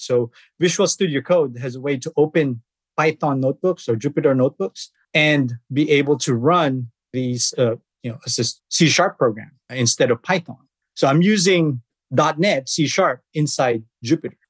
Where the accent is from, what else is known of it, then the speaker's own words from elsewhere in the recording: Philippines; moved away as an adult; I was born in the Philippines.